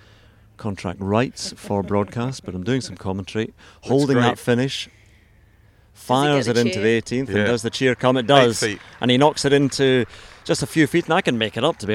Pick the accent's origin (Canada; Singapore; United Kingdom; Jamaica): United Kingdom; Scotland; I'm always worried as a Scot.